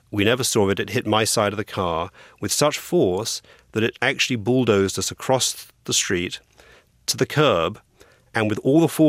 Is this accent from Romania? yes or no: no; England, United Kingdom; moved away as an adult; also born or lived in Los Angeles; now in United States; I came to America, from England, for my accent, with a law degree from Cambridge University in England